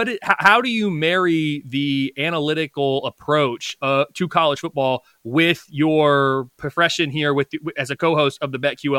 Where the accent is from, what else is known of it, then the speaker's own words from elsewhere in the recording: Indianapolis, Indiana, United States; moved away as an adult; also born or lived in Ohio; I'm sitting here as someone who was born and raised in Indianapolis, went to undergrad at Purdue, so still in the state of Indiana, did grad school at Ohio University, so still in the Midwest.